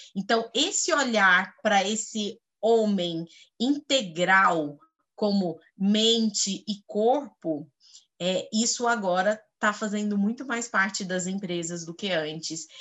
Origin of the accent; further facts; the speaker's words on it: Goiás, Brazil; moved away as an adult; now in São Paulo, Brazil; Goiana, como diz na minha terra, goianinha do pé rachado